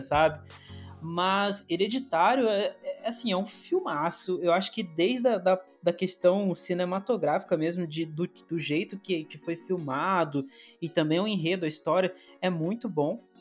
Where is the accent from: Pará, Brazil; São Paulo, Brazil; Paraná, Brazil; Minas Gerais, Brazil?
Minas Gerais, Brazil; also born or lived in Northeast Brazil; apesar de ser de Minas, às vezes eu falo umas coisas que não, não tem nada a ver com o sotaque daqui